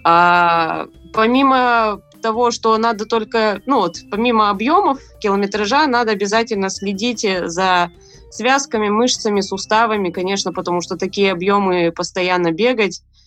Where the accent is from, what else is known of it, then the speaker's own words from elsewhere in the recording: Krasnoyarsk, Krasnoyarsk Krai, Russia; я сама из Красноярска, из Сибири